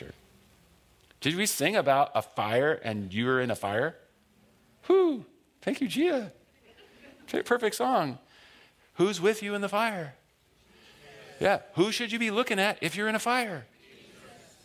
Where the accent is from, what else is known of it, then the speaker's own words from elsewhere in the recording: Buena Park, California, United States; I grew up in North Orange County in Buena Park